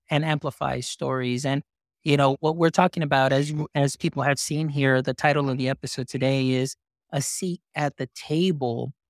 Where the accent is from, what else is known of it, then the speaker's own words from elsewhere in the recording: Texas, United States; I am from Texas